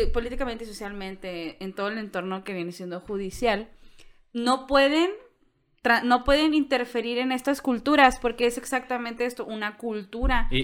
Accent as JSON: {"language": "Spanish", "country": "Mexico", "said": "me veo latina, y me veo mexicana"}